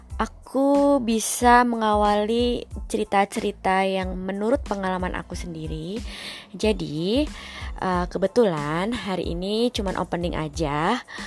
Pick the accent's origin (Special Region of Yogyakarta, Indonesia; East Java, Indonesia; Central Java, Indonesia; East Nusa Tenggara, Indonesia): Central Java, Indonesia; Surakarta; now in Jakarta, Indonesia; Aku asli dari Solo, tapi kebetulan aku sekarang kerja di Jakarta